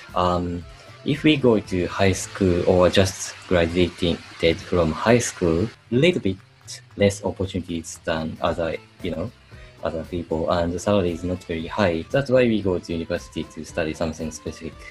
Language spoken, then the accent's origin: English; Hamamatsu, Shizuoka, Japan; English is a second language; also born or lived in Australia; I'm from Hamamatsu City in Shizuoka Prefecture.